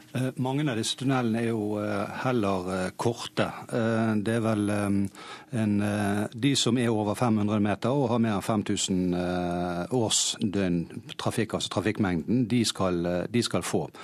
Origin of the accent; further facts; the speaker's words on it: Hordaland, Norway; som hordalending